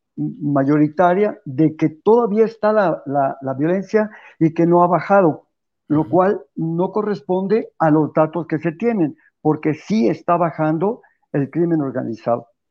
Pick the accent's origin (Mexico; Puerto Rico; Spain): Mexico; los católicos de México